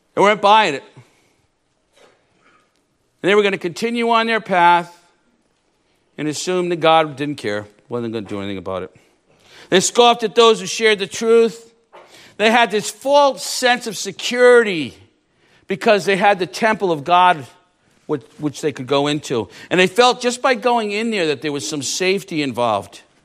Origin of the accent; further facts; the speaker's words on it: Rhode Island, United States; I'm from Rhode Island